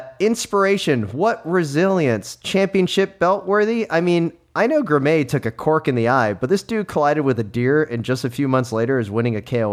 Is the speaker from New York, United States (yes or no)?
no; Knoxville, Tennessee, United States; …, a little known up and comer from my hometown of Knoxville, Tennessee.